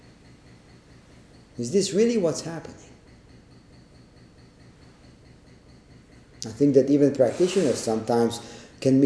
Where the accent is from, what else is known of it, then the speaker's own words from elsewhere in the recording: Israel; growing up in Israel